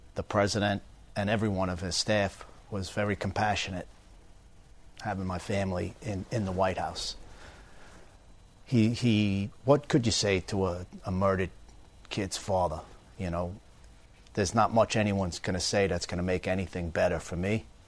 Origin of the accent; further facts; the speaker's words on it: Long Island, New York, United States; now in Florida, United States; I grew up in Long Island